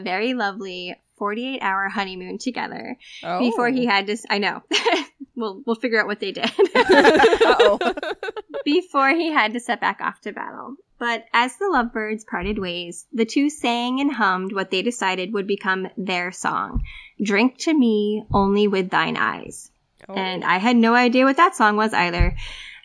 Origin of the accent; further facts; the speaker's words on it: Massachusetts, United States; I grew up here in Massachusetts